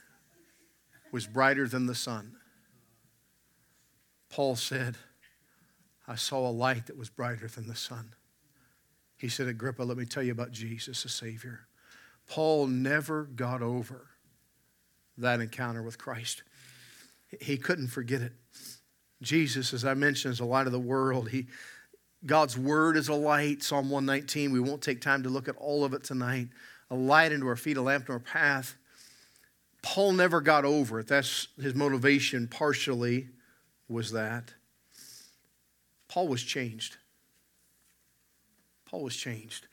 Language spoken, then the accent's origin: English; West Virginia, United States; now in Canada; I'm from West Virginia